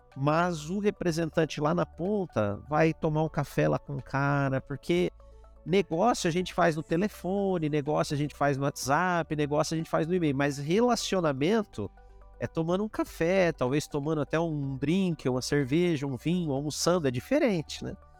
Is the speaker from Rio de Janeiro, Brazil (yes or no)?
no; interior of São Paulo, Brazil; eu sou do interior de São Paulo